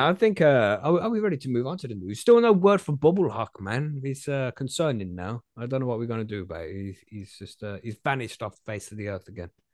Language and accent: English; England, United Kingdom; I'm from England.